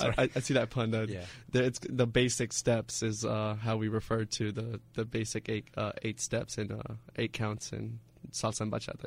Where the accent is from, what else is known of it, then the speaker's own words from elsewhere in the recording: Tampa, Florida, United States; also born or lived in Cuba; I was born in Cuba, actually. Okay. Came when I was 3 years old to the U.S. and kind of stayed in Tampa for most of my life.